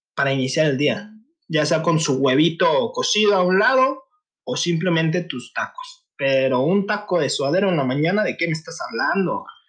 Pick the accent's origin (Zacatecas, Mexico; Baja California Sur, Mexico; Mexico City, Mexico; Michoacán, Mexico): Michoacán, Mexico; now in Guadalajara, Mexico; Yo soy del estado de Michoacán, radico también en la ciudad de Guadalajara